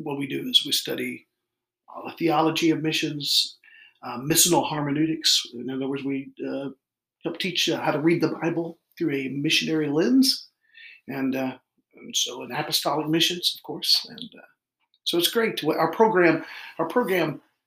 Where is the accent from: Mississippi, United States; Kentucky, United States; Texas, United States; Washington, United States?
Kentucky, United States; moved away as an adult; also born or lived in Mount Clemens, Michigan / Arkansas; I was born in Mount Clemens, Michigan, and raised in Kentucky.